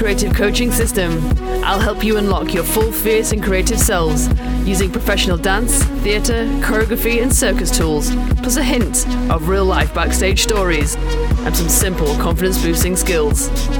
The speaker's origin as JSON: {"language": "English", "town": "Chesterfield", "region": "East Midlands", "country": "United Kingdom", "also_born_or_lived": "Macau", "said": "I'm from Chesterfield"}